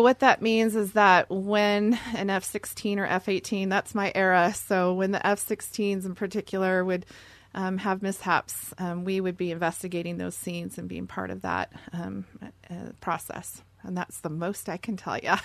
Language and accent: English; Seattle, Washington, United States; I'm from Seattle and born and raised there